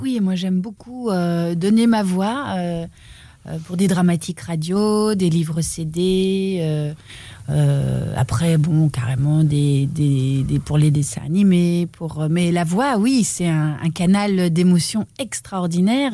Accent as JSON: {"language": "French", "town": "Namur", "region": "Wallonia", "country": "Belgium", "tie": "born or raised there", "said": "Chez moi, à Namur"}